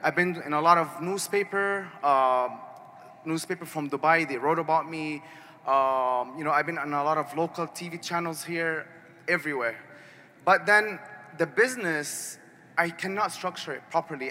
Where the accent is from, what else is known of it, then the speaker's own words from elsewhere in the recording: Arizona, United States; moved away as an adult; now in Malaysia; I'm from Arizona